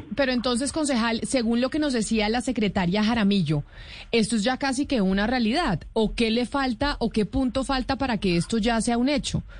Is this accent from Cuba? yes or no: no; Bogotá, Colombia; a mí como bogotana